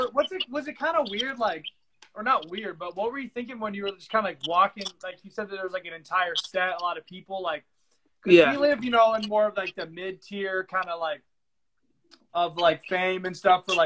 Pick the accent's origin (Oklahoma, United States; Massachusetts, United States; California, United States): California, United States; Because like even if you could growing up in California, you meet some rich people with some nice houses